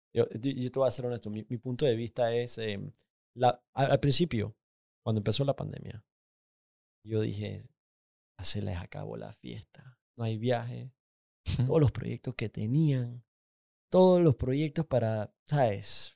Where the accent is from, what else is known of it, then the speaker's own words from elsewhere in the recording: Panama; más panameño que nunca